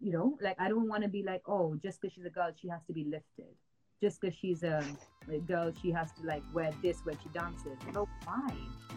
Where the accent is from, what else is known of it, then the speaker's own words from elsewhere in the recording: Matheran, Maharashtra, India; moved away as an adult; also born or lived in Mumbai, India; now in United Kingdom; I grew up in Mathiran, which is like a small like hill station in India